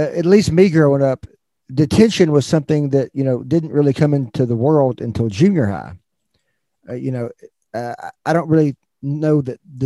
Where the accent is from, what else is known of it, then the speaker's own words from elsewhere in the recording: Fayetteville, Arkansas, United States; now in Texas, United States; I'm from Fayetteville, Arkansas